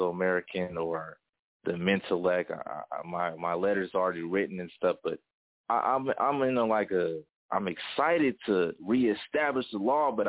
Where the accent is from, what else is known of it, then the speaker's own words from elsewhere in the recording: Denver, Colorado, United States; my city where I'm from Denver, Colorado